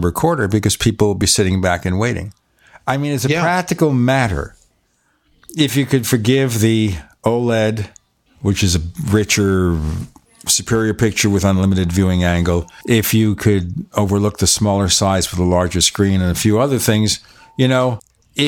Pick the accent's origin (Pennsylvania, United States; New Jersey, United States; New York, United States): New York, United States; now in Arizona, United States; I'm from New York